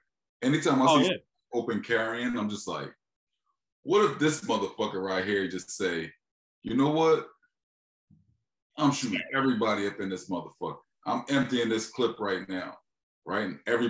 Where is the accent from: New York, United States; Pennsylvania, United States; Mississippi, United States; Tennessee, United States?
Pennsylvania, United States; Philadelphia; You're from Detroit. I'm from Philly. Like, motherfuckers don't, it's no open carrying in Philly, right?